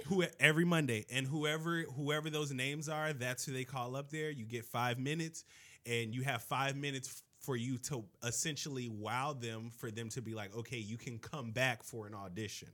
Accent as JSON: {"language": "English", "town": "Miami", "region": "Florida", "country": "United States", "tie": "born or raised there", "said": "I grew up in Miami"}